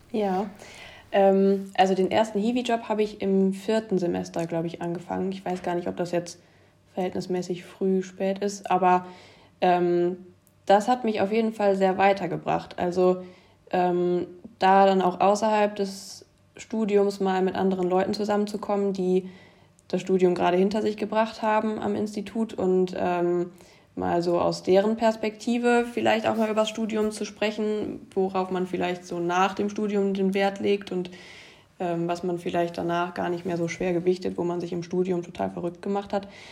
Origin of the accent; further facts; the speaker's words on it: Germany; es ist ein relativ kleiner Ort, in dem ich groß geworden bin